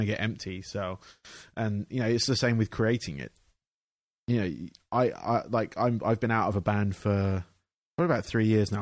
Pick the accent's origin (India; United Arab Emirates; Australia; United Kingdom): United Kingdom; England; I grew up in England where they have um, they had basically a factory